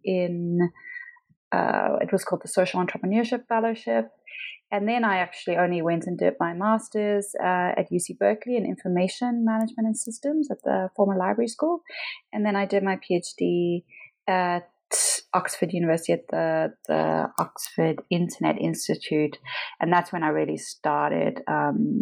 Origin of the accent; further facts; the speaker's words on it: Pietermaritzburg, KwaZulu-Natal, South Africa; moved away; I was born in a small town called Pietermaritzburg, near Durban, which is on the kind of east coast of South Africa